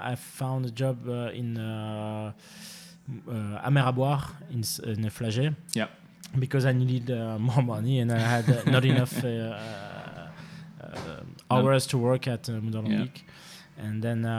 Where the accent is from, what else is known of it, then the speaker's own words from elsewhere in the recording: Stambruges, Wallonia, Belgium; moved away as an adult; now in Brussels, Belgium; originally I'm from Hainaut